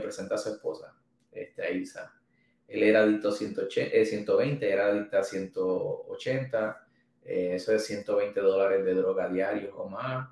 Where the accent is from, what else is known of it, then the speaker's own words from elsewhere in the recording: Manatí, Puerto Rico; volví para Manatí, que es, mi, es mi pueblo, es donde está nuestra oficina